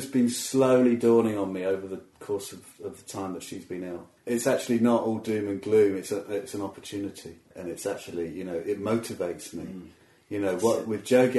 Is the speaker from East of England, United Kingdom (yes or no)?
yes; Watford, East of England, United Kingdom; I grew up around Watford area